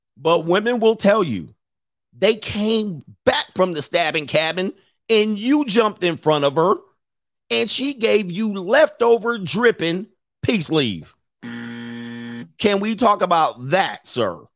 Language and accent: English; Los Angeles, California, United States; I grew up in Los Angeles in Southern California